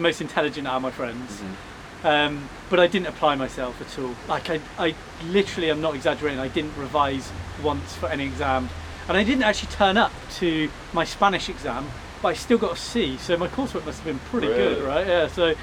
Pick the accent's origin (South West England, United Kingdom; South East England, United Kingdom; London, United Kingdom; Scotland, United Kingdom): South West England, United Kingdom; Chippenham; born or raised there; also born or lived in Bath